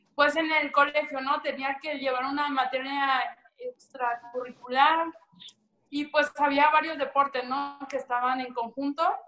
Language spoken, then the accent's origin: Spanish; Veracruz, Mexico; yo soy 100% jarocha, de, de, de Veracruz